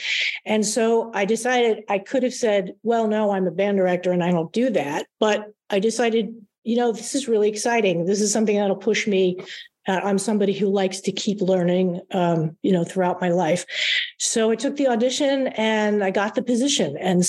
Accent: Long Island, New York, United States; moved away; also born or lived in Texas; I grew up in Long Island, kind of in the middle of the island

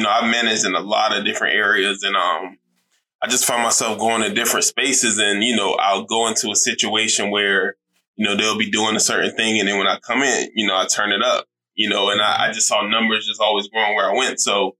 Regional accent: Savannah, Georgia, United States; I'm from Savannah, Georgia. I was born and raised in Savannah.

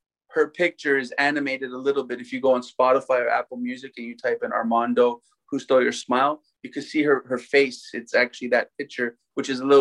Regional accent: Toronto, Ontario, Canada; Born and raised in Toronto, like I said, played hockey my whole life

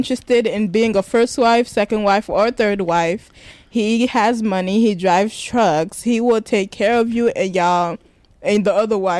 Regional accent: Tanzania; moved away; also born or lived in Burundi (ancestry); I was born in Tanzania, but I'm not Tanzanian. I'm Burundian.

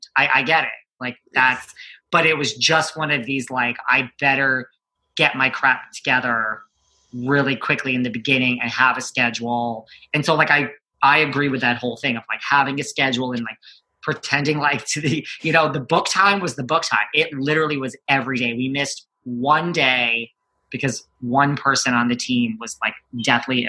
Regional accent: New York, United States; I'm from New York

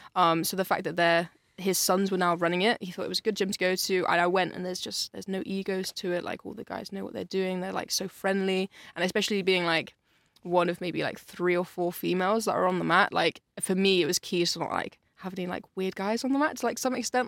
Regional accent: Yate, South West England, United Kingdom; I grew up in Yates, so like it's it's in Bristol, but it's like a little bit outside of Bristol

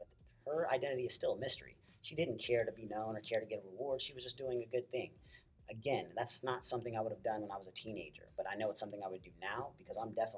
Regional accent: Oklahoma, United States; also born or lived in California; I was born in California. I moved to Oklahoma when I was 6, 7 years old

